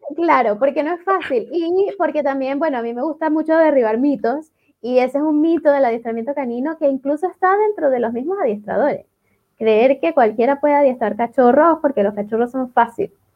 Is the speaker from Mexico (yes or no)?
no; Venezuela; moved away as an adult; now in Chile; yo soy venezolana, eh, yo me formé en Venezuela